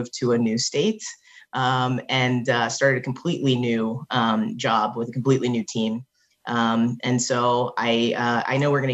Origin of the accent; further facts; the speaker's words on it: Texas, United States; moved away as an adult; also born or lived in Ohio / Cincinnati, Ohio; I was born in Ohio, but raised in Texas.